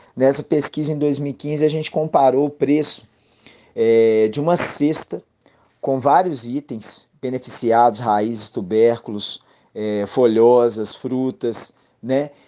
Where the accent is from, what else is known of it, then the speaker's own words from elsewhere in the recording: Viçosa, Minas Gerais, Brazil; moved away as an adult; also born or lived in Northeast Brazil; now in Pernambuco, Brazil; eu sou natural de Viçosa, Minas Gerais. Estou aqui no Nordeste já há 10 anos, mais de 10 anos